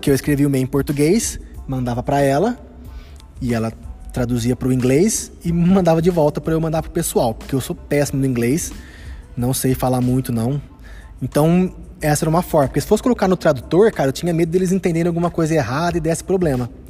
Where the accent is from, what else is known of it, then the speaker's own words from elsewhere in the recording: Araraquara, São Paulo, Brazil; a origem do nome Araraquara, que é a minha cidade natal.